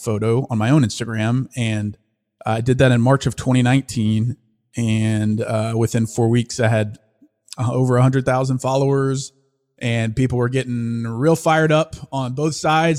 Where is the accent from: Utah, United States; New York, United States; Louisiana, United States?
Louisiana, United States; also born or lived in Fayetteville, Arkansas / Austin; now in Dallas, United States; I grew up in Louisiana.